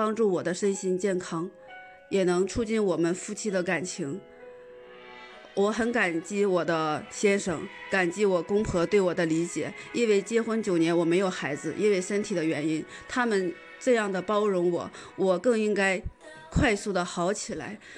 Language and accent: Chinese; Shenyang, Liaoning, China; 大家好，